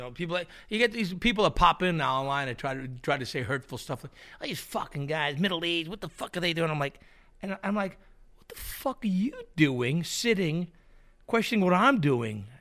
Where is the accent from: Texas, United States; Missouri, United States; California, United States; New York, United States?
New York, United States; New York City; where I grew up in Queens